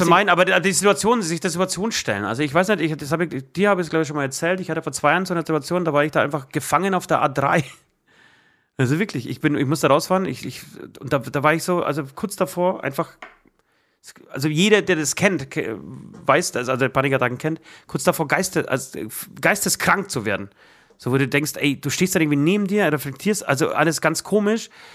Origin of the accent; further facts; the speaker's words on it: Poland; German is a second language; moved away; ich aus Polen komme.